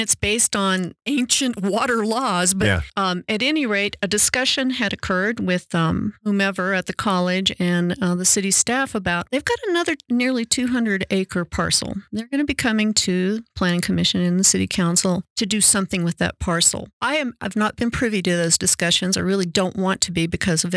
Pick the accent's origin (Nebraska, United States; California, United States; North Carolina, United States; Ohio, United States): North Carolina, United States; now in Colorado, United States; I grew up in North Carolina, too